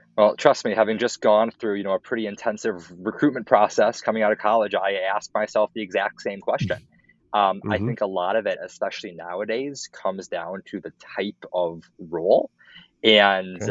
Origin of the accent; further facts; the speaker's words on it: Minneapolis, Minnesota, United States; moved away as an adult; also born or lived in Evanston, Illinois; I grew up in Minneapolis